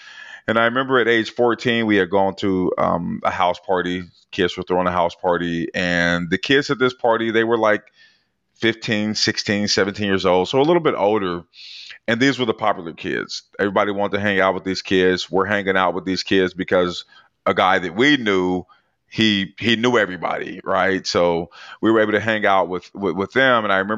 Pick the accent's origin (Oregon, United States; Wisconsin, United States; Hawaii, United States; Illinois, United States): Oregon, United States; Portland; So I grew up in Portland, Oregon in the 80s.